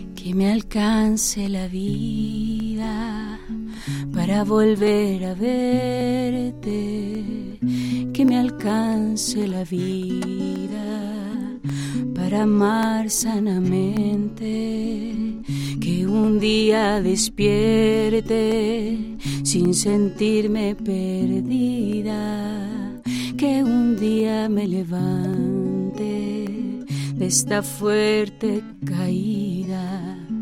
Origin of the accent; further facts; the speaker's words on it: Xalapa, Veracruz, Mexico; also born or lived in Catemaco, Veracruz; now in Puebla, Mexico; Yo vengo de Veracruz, nací en un lugar que se llama Catemaco, Veracruz, Crecí eh, mi primera infancia en Jalapa, Veracruz